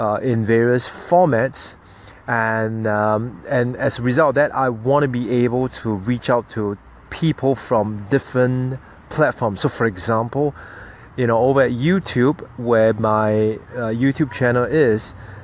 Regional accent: Singapore; my country's Singapore National Day

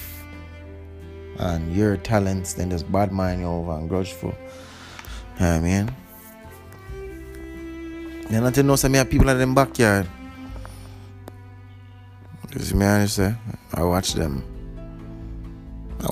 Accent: Jamaica; now in Canada; I'm a Jamaican

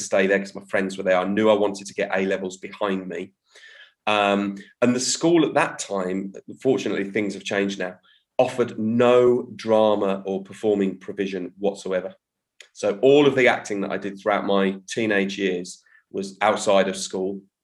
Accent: Birmingham, West Midlands, United Kingdom; now in Guildford, United Kingdom; I'm originally from the Midlands, from Birmingham. Um, that's my home turf. I now live down south

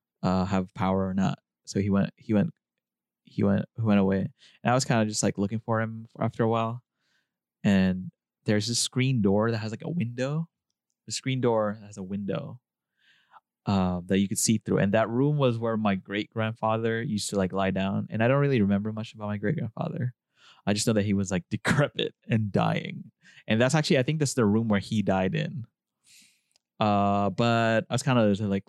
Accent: Philippines; moved away; I grew up in the Philippines

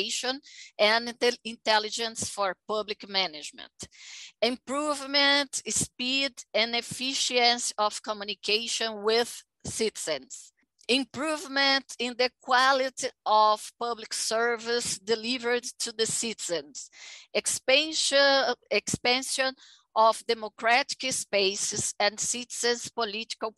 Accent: Aracaju, Sergipe, Brazil; English is a second language; now in São Paulo, Brazil; I was born in Aracaju

